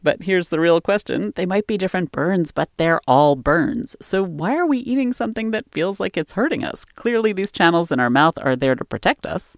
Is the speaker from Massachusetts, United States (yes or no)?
no; Maryland, United States; moved away as an adult; also born or lived in Boston; I grew up in Maryland and then moved to Boston a little after college